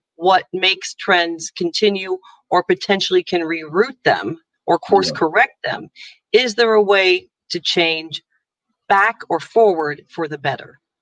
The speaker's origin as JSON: {"language": "English", "country": "United States", "moved": "as an adult", "lives_now": "Ireland", "said": "i'm american you can hear my accent"}